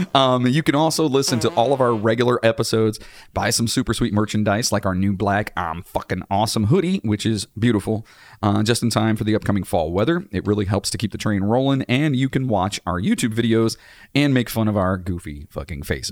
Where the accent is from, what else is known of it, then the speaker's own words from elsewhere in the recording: Cleveland, Ohio, United States; We're from Cleveland